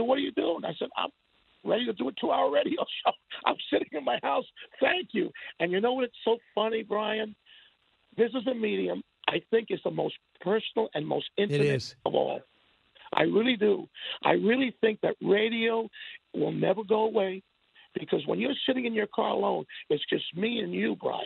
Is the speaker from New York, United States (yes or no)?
yes; New York, United States; I'm born and raised in New York